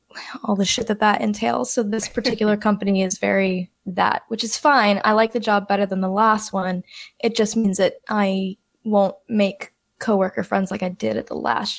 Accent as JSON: {"language": "English", "region": "rural Texas", "country": "United States", "tie": "born or raised there", "accent": "Texas", "lives_now": "Austin, United States", "said": "growing up in such a small town and like in, I guess we'd call it rural Texas."}